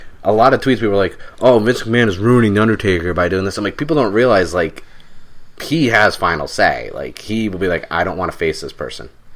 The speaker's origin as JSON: {"language": "English", "region": "Connecticut", "country": "United States", "tie": "born or raised there", "said": "I grew up in Connecticut"}